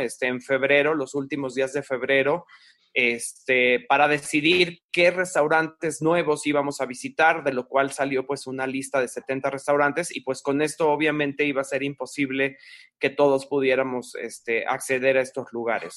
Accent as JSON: {"language": "Spanish", "country": "Mexico", "said": "nosotros sobre todo que somos mexicanos"}